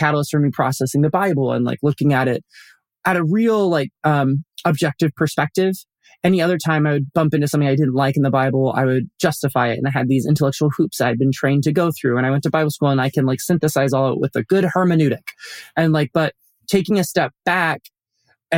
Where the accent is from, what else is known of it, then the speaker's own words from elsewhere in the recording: Colorado Springs, Colorado, United States; I grew up in Colorado Springs